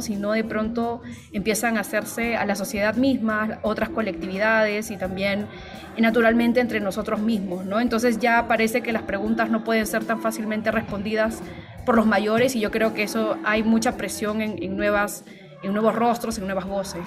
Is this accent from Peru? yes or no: yes; Peru; yo soy peruana